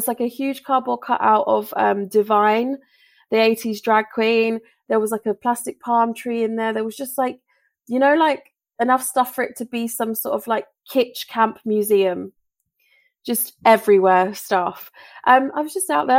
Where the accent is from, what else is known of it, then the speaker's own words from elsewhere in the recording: Bury St Edmunds, East of England, United Kingdom; my hometown of Bury St Edmunds